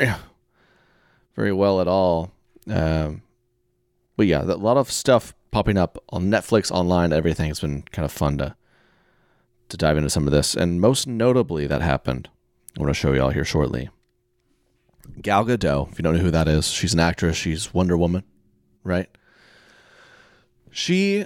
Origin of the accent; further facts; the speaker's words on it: Oklahoma, United States; I'm from Oklahoma